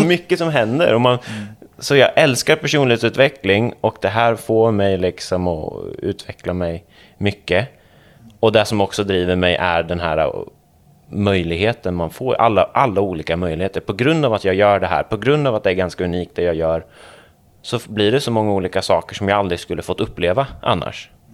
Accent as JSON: {"language": "Swedish", "region": "Småland", "country": "Sweden", "said": "jag är smålänning"}